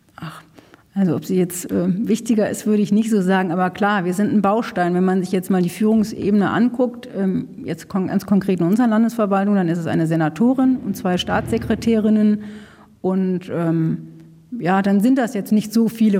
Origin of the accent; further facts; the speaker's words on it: North Rhine-Westphalia, Germany; now in Berlin, Germany; Ich komme aus, außerdem aus Nordrhein-Westfalen, da ist äh, da aus einem kleinen Ort